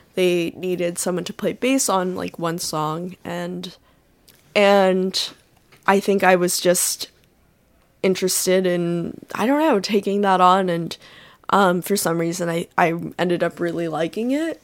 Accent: northern New Jersey, United States; now in Iowa City, United States; I live in Iowa City right now, um, but I grew up in, uh, northern New Jersey

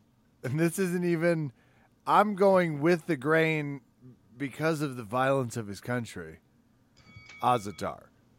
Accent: Kansas, United States; I'm from Kansas.

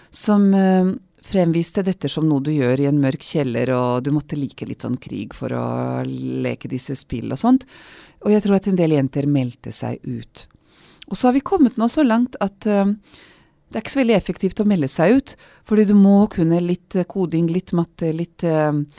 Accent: Serbia; first language Vlach; Norwegian is a second language; moved away as an adult; now in Norway; jeg vokste opp som ungarsk minoritet i gamle Titos Jugoslavia, i den delen som er Serbia i dag

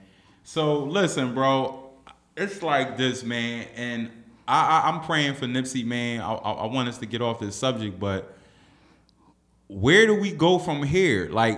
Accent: Philadelphia, Pennsylvania, United States; Because I'm from South Philly.

